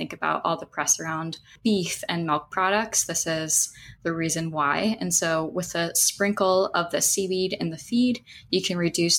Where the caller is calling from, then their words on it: Kona, Hawaii, United States; And I'm calling in from Kona, Hawaii, Hawaii Island.